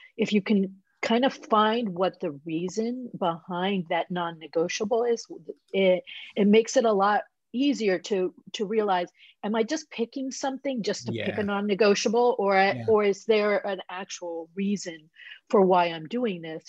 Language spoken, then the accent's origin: English; Puerto Rico; moved away; I grew up in Puerto Rico